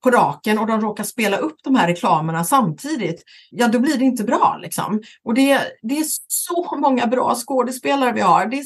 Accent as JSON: {"language": "Swedish", "region": "Västra Götaland", "country": "Sweden", "accent": "Gothenburg dialect", "lives_now": "Stockholm, Sweden", "said": "Jag pratar göteborgska då va? Eh, och därför har jag också eh, Johan Gry exempelvis som, eh, och så vidare. Men nu har jag ju bott 30, över 30 år i Stockholm"}